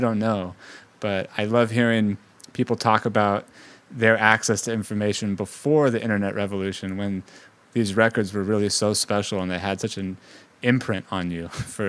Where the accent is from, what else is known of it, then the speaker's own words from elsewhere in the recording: Bay Area, California, United States; moved away; also born or lived in Los Angeles; I'm originally from the Bay Area, but I lived in Los Angeles for 8 years.